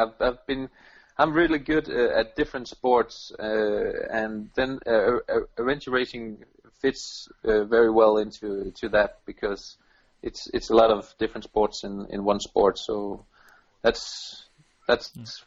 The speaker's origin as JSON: {"language": "English", "town": "Silkeborg", "region": "Central Denmark Region", "country": "Denmark", "said": "We're from Silkeborg"}